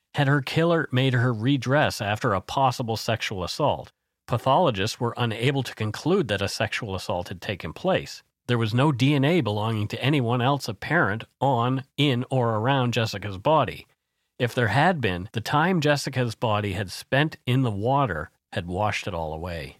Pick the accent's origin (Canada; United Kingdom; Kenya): Canada; We are ordinary Canadian schmucks